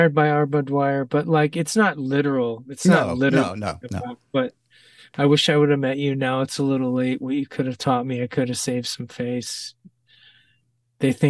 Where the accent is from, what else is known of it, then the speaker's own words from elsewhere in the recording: Ohio, United States; I'm from Ohio